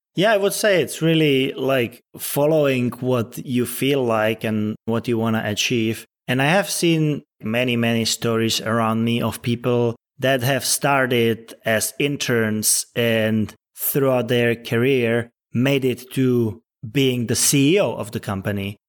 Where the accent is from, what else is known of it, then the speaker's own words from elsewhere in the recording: Czechia; now in Los Angeles, United States; I'm originally from the Czech Republic, but yeah, I spend a lot of time in L A and it's become my second home pretty much